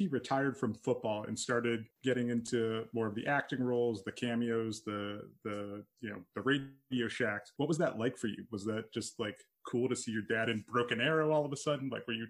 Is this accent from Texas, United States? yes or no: no; Canton, Ohio, United States; now in Canada; So we're around the same age. I grew up in Canton, Ohio